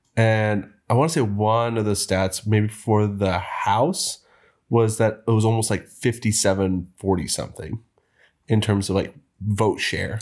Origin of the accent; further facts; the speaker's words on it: Texas, United States; Most of my growing up in Texas